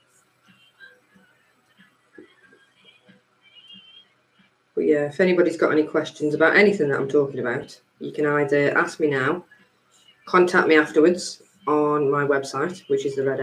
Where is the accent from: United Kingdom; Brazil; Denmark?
United Kingdom; Stoke-on-Trent, West Midlands; I grew up in Bucknell